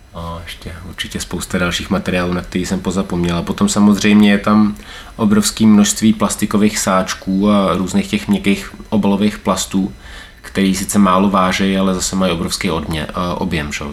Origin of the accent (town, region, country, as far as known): Czechia